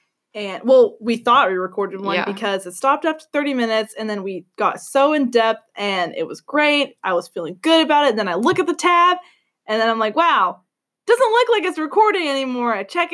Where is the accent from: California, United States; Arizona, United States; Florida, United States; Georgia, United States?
Georgia, United States; also born or lived in Renton, Washington; I was born in Kent or Renton, Washington, not D.C., the state, Washington State. We moved around a lot because my dad was a piece of shit, and, yeah. So, from Washington, I was raised in Georgia